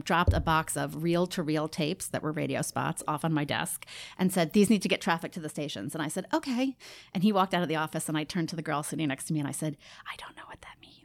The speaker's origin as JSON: {"language": "English", "area": "Rockland County", "region": "New York", "country": "United States", "tie": "born or raised there", "also_born_or_lived": "Queens, New York", "said": "I was born in Queens uh, and then grew up in Rockland County, just north of the city"}